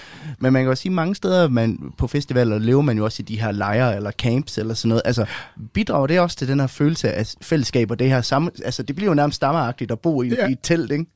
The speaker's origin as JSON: {"language": "Danish", "country": "Denmark", "said": "vi har hjemme i Danmark"}